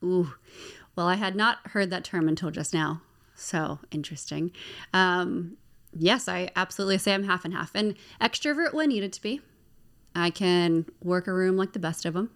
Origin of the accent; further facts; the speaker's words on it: Maryland, United States; moved away as an adult; now in Baltimore, United States; I am born and raised in Maryland